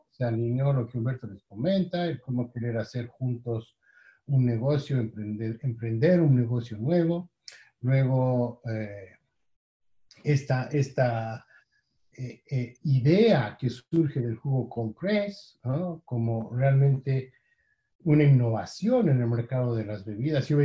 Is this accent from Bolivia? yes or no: yes; Bolivia; moved away as an adult; Nosotros somos originalmente de Bolivia, somos bolivianos y veníamos de haber vivido ya años antes en otros países, en América Latina